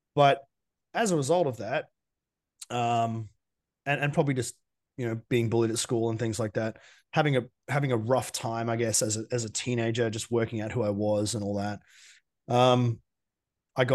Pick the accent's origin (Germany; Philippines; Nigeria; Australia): Australia; Geelong, Victoria; I grew up in Geelong, small town in Victoria.